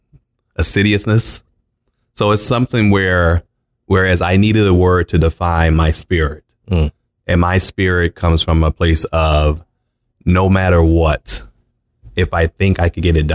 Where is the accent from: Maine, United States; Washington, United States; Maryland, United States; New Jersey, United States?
Maryland, United States; Baltimore; moved away as an adult; also born or lived in Arizona; I was born and raised in Baltimore, Maryland.